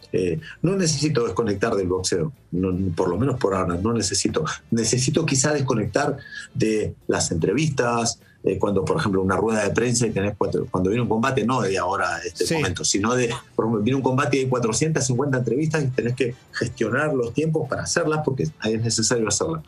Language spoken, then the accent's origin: Spanish; Argentina; now in Spain; soy argentino